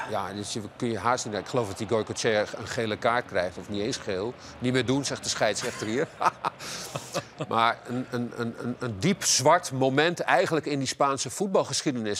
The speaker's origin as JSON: {"language": "Dutch", "country": "Netherlands", "said": "als Nederlander"}